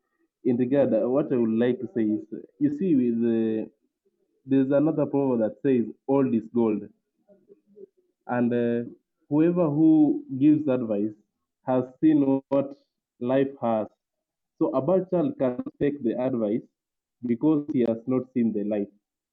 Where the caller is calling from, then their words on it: Kisumu, Kisumu County, Kenya; I'm listening from Kenya, Kisumu, specifically Manyata.